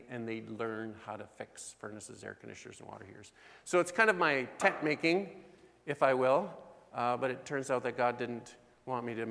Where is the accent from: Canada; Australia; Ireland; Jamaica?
Canada; Osler, Saskatchewan; We come from Osler, Saskatchewan.